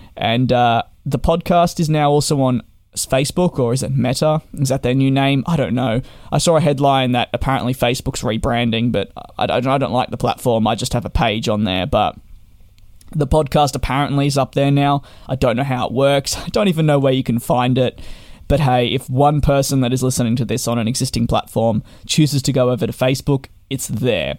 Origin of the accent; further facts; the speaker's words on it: Australia; Being Australian